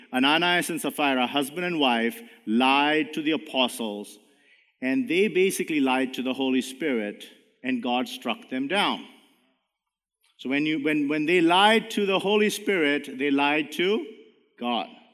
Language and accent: English; India; now in Canada; even though I'm brown, I'm a Canadian. I'm not Indian anymore.